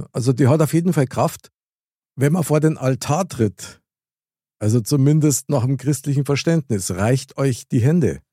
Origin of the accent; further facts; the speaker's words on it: Bavaria, Germany; bei uns in Bayern